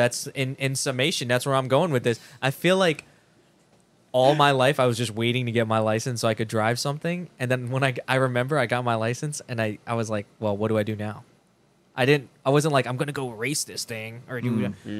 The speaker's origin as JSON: {"language": "English", "town": "Jersey City", "region": "New Jersey", "country": "United States", "tie": "born or raised there", "moved": "yes", "said": "I grew up in Jersey City"}